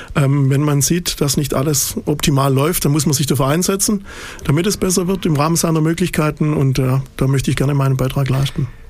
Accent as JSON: {"language": "German", "town": "Waldenbuch", "region": "Baden-Württemberg", "country": "Germany", "tie": "born or raised there", "also_born_or_lived": "Nürtingen", "said": "in Nürtingen am Neckar geboren, in Waldenbuch zwischen Stuttgart und Tübingen groß geworden"}